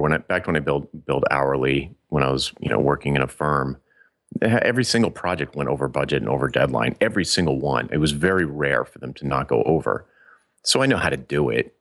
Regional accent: Providence, Rhode Island, United States; little teeny Providence, Rhode Island

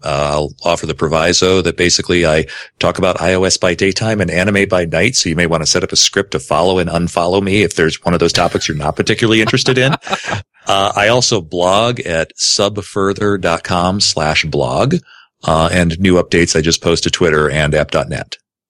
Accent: Grand Rapids, Michigan, United States; I've got to kick in here from my hometown of Grand Rapids, Michigan, Beertown, USA.

